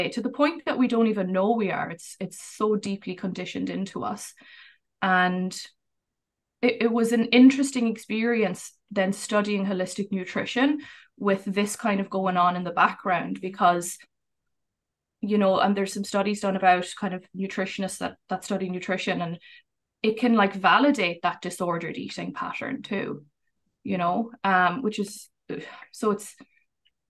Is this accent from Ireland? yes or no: yes; Ireland; moved away as an adult; now in Vancouver, Canada; I'm originally from Ireland, but I've lived here for the last 8 years.